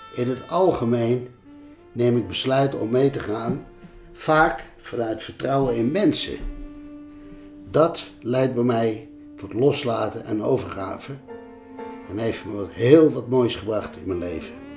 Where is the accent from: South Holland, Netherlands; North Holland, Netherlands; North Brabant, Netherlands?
North Brabant, Netherlands; Bergen op Zoom; In Bergen op zo waar ik ben opgegroeid